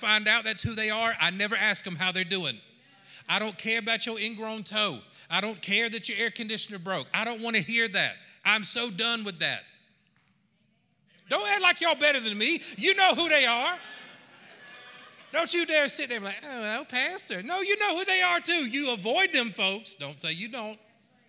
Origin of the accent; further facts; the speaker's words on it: Georgia, United States; I am from Georgia